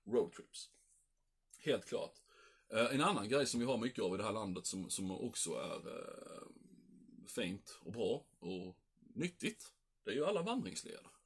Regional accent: Sweden; vi svenskar

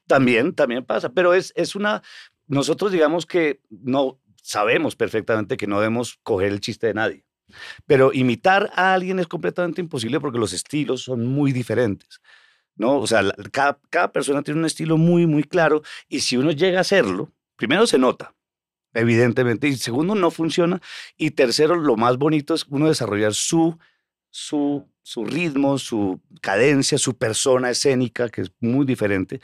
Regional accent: Colombia; moved away as an adult; now in New York, United States; yo soy de Colombia

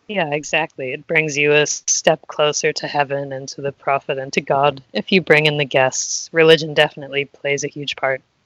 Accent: United States; moved away as an adult; I'm from the United States

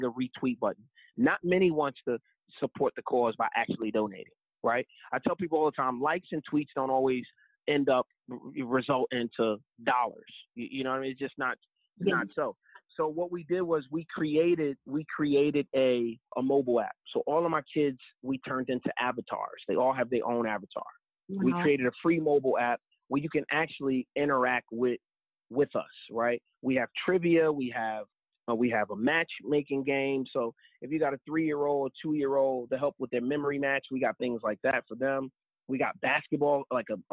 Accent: New Jersey, United States; I grew up in Jersey

